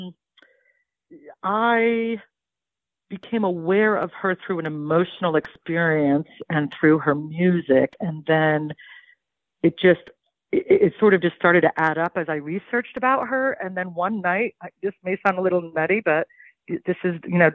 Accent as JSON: {"language": "English", "town": "Cincinnati", "region": "Ohio", "country": "United States", "tie": "born or raised there", "also_born_or_lived": "Greenwich Village, New York", "moved": "yes", "said": "When I was growing up in Cincinnati"}